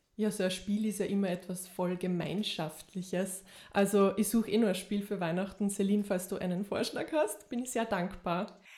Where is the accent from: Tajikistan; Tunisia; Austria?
Austria; Linz, Upper Austria; moved away; ich bin ursprünglich aus Oberösterreich, aus Linz, um genau zu sein